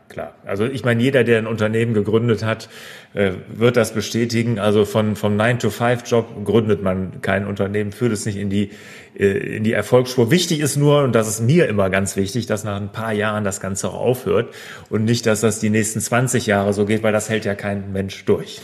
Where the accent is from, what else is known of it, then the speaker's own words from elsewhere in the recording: near Cologne, North Rhine-Westphalia, Germany; Jetzt komme ich ja hier äh, aus der Nähe von Köln